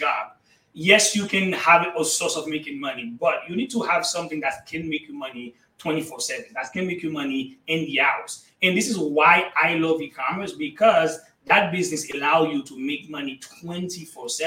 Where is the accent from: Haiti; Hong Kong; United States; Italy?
Haiti; first language Haitian Creole; English is a second language; moved away; I was born and raised in Haiti.